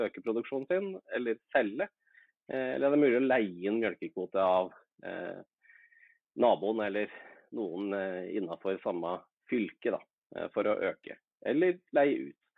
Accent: Innlandet, Norway; jeg er hedmarking, men eh, det høres kanskje ikke sånn ut.

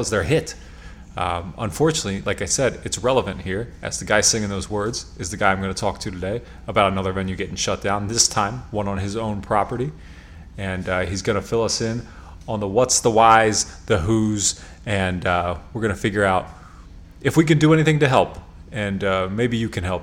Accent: York, Pennsylvania, United States; now in Lancaster, United States; I'm from York. I live in Lancaster

